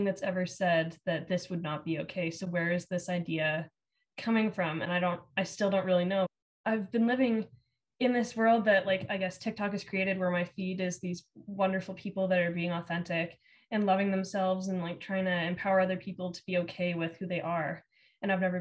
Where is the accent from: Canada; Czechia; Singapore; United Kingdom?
Canada; Alberta; Growing up in Alberta